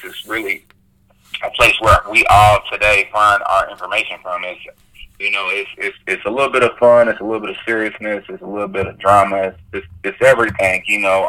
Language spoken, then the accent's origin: English; Louisville, Kentucky, United States; I'm from Louisville, Kentucky. I'm stationed out of Louisville